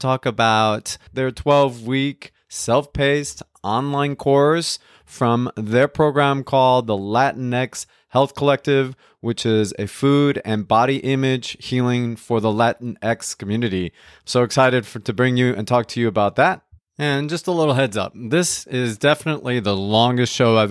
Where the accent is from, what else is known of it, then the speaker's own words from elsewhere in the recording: West New York, New Jersey, United States; I grew up in West New York, New Jersey